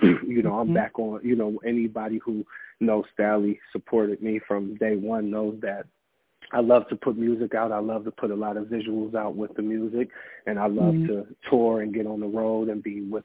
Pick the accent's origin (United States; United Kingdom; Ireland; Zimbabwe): United States; Massillon, Ohio; also born or lived in Canton, Ohio; we grew up in Massillon, Canton, Ohio